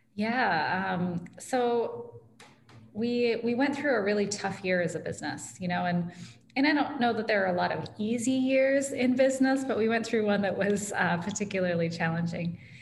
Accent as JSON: {"language": "English", "town": "Ames", "region": "Iowa", "country": "United States", "tie": "born or raised there", "also_born_or_lived": "West Des Moines, Iowa", "said": "I'm a lifelong Iowan and I grew up in Ames"}